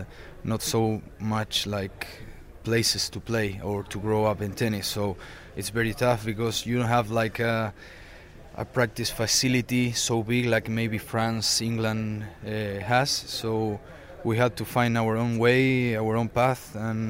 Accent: Bahía Blanca, Buenos Aires Province, Argentina; English is a second language; I'm from Bahía Blanca. It's a small city south of Buenos Aires in Argentina.

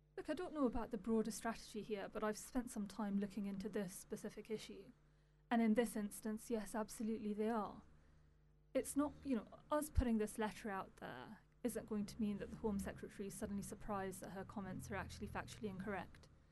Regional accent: United Kingdom; as a British Pakistani

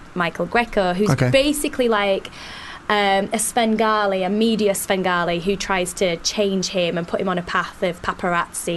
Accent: Bradford, Yorkshire and the Humber, United Kingdom; also born or lived in Leeds; I was born in Bradford

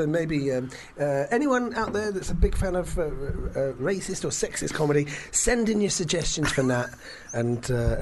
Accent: London, United Kingdom; I was brought up in London

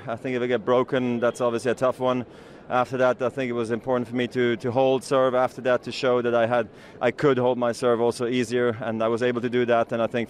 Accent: Basel, Basel-Stadt, Switzerland; what a moment for me to win my 10th here in my hometown of Basel.

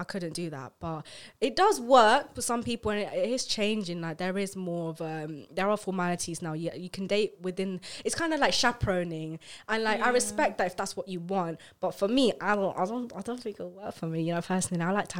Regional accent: India; talking about dating is something I am very hesitant about, because being like Indian, like dating is, the concept of it is just not fully there.

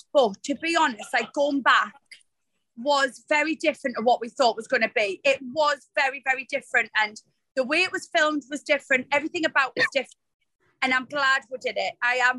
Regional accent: Newcastle upon Tyne, North East England, United Kingdom; us Geordies

